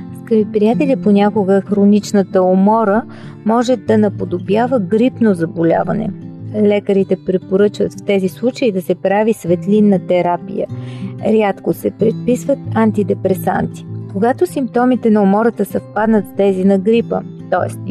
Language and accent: Bulgarian; Bulgaria; Ние като българи